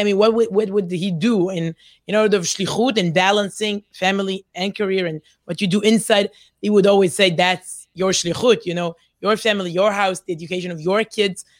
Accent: Herzliya, Tel Aviv District, Israel; accent: Israeli; English is a second language; also born or lived in Ramat HaSharon, Israel; I grew up in Herzliya, Ramat Sharon, secular places in Israel.

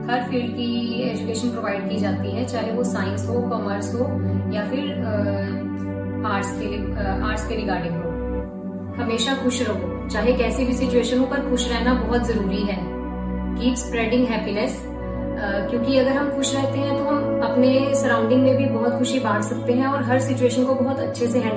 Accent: Ludhiana, Punjab, India; और मैं लुधियाना की रहने वाली हूँ और मैंने अपनी एजुकेशन भी सारी यहीं से की है

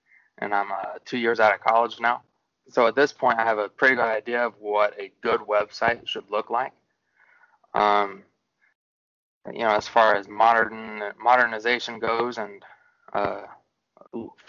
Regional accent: Centralia, Illinois, United States; also born or lived in Carbondale, Illinois / Metro East St. Louis area; I was born and raised in Centralia, Illinois

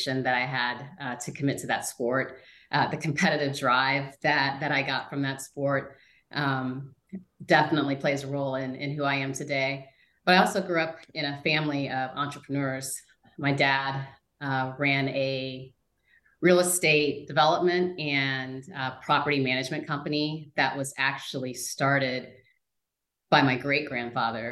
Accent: Shawnee Mission, Kansas, United States; now in North Carolina, United States; I was born in Kansas City, Kansas. My parents moved us out to the suburbs of Shawnee Mission, Kansas when I was in first grade

